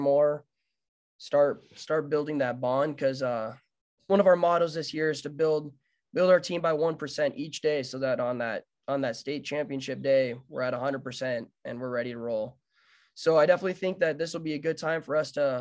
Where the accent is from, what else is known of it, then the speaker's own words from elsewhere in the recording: Billings, Montana, United States; as a baseball player your whole life growing up in Billings